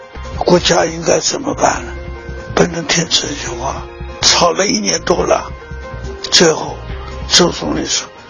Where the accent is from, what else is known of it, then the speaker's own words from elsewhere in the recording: China; 我当然忠于中国了，我是中国人。